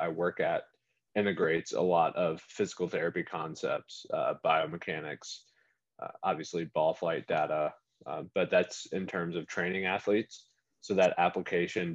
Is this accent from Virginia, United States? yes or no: yes; Staunton, Virginia, United States; I grew up in Stanton, Virginia